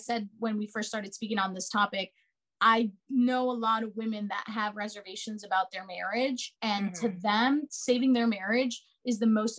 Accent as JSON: {"language": "English", "country": "United States", "tie": "born or raised there", "said": "I grew up in America"}